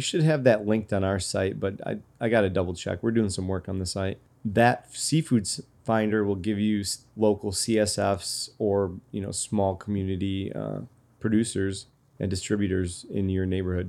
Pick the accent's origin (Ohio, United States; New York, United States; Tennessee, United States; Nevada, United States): New York, United States; Rochester; I'm from Rochester